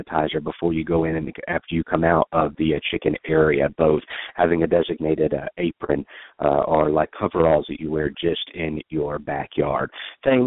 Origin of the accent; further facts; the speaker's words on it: Georgia, United States; My home state